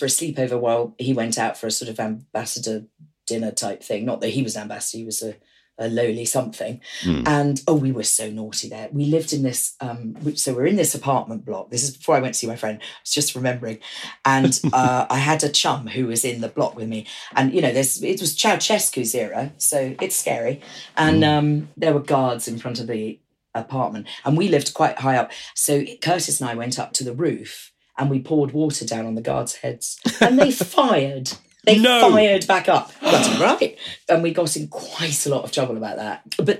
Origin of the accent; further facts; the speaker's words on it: United Kingdom; I'm a Brit, not an American.